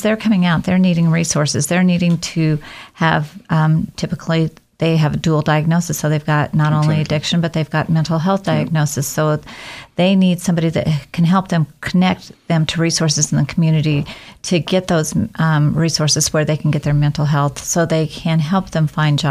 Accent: Oregon, United States; moved away as an adult; also born or lived in Washington / Seattle area; now in Idaho, United States; I actually was born in Oregon, pretty much born and raised in the state of Oregon

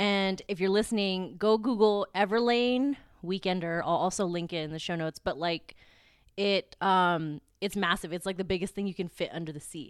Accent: Philippines; I'm Filipino, very proud

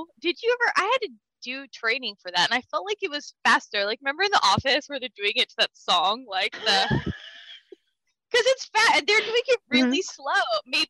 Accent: El Centro, California, United States; Growing up in El Centro, there's a lot of Kevin Bacons.

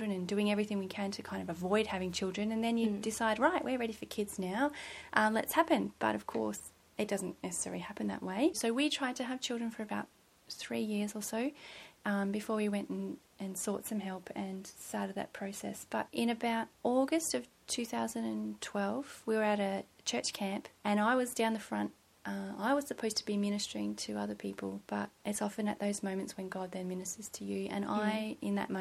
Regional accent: just outside of Melbourne, Victoria, Australia; moved away as an adult; also born or lived in Seymour, Victoria; now in Gold Coast, Australia; So I went to school in Melbourne, and we grew up just outside of Melbourne

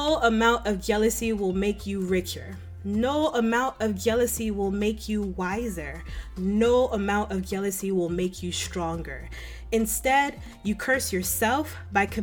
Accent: Maryland, United States; I grew up in Maryland, which is like the Cameroon of the United States

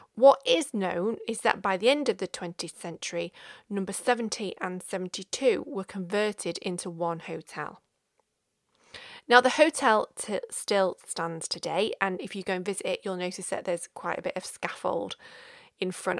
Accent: Stockport, North West England, United Kingdom; my hometown of Stockport

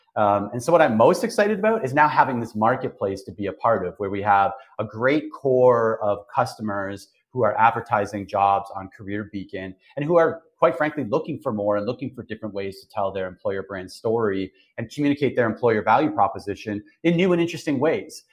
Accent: Toronto, Ontario, Canada; moved away as an adult; also born or lived in Okinawa, Japan; now in Grand Barachois, Canada; I'm from Toronto. You know, born and raised just outside of Toronto

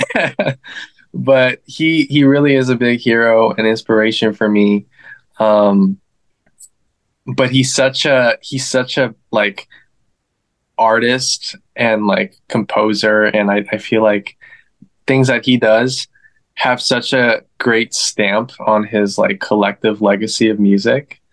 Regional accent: Northern Virginia, United States; now in Los Angeles, United States; I'm originally from DC, the DMV, Northern Virginia, to be more specific.

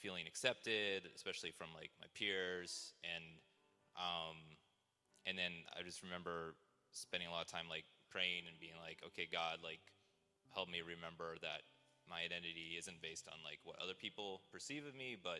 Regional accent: Seattle, Washington, United States; also born or lived in China / Taiwan; I grew up mostly in the Seattle area

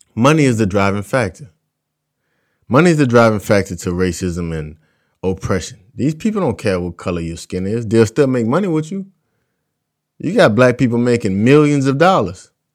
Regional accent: South Louisiana, United States; I'm from South Louisiana. In my community alone, there are three plantations

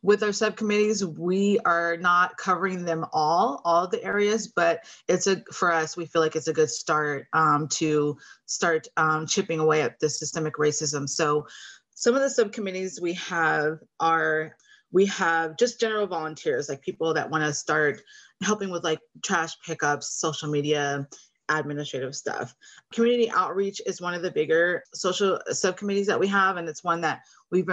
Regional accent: Oxnard, California, United States; now in Thousand Oaks, United States; I grew up in Oxnard, California. So I'm not too far from home, living in Thousand Oaks, Conejo Valley area now

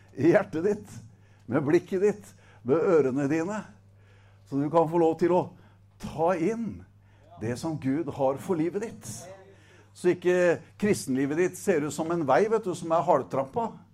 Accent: Setesdal, Agder, Norway; er jeg fra Setesdal

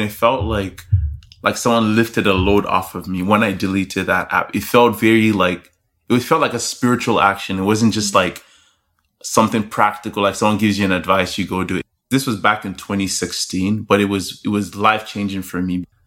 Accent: Lagos, Nigeria; I'm Nigerian. That's where I was born and raised. So, hey. I grew up in a Nigerian home, born in Lagos

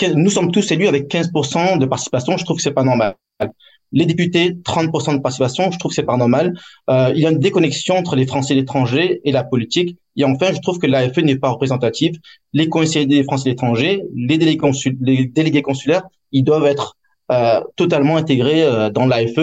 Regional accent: France; now in Hong Kong; En tant que Français étranger

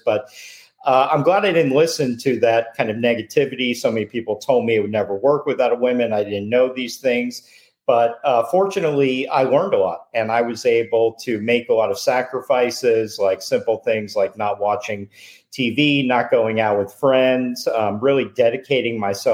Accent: Boca Raton, Florida, United States; I grew up in Boca

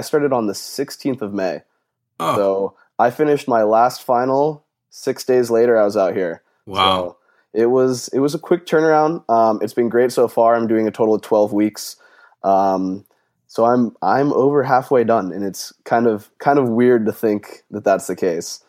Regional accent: Phoenix, Arizona, United States; moved away as an adult; also born or lived in Leesburg, Virginia; I'm originally from Phoenix, Arizona

